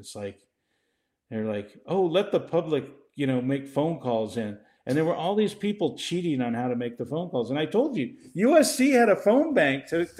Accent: Mexico; born there; Go out in the streets, and I was born in Mexico.

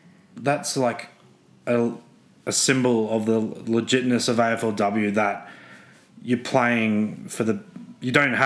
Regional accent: Brisbane, Queensland, Australia; moved away as an adult; also born or lived in Melbourne; I'm originally from Brisbane. I grew up with rugby league.

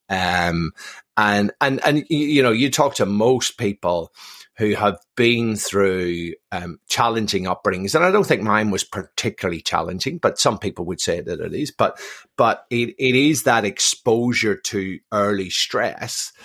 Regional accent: Belfast, Northern Ireland, United Kingdom; born and raised in Belfast, um, um, from a mixed marriage

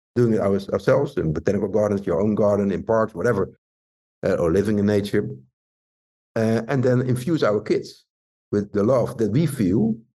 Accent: Rotterdam, South Holland, Netherlands; Rotterdam, my hometown

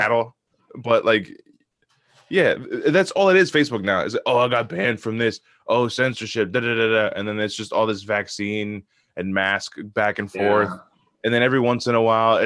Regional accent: South Bound Brook, New Jersey, United States; my hometown, South Bound

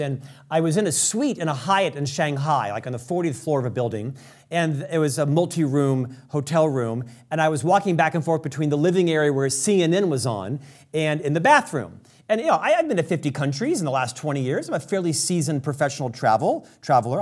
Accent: United States; I'm an American

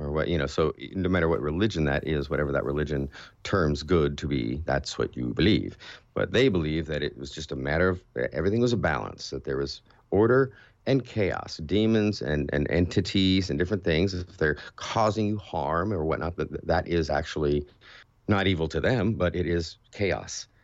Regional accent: California, United States; I grew up in California

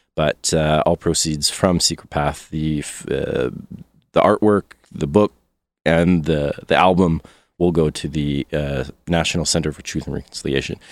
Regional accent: Canada; as a Canadian

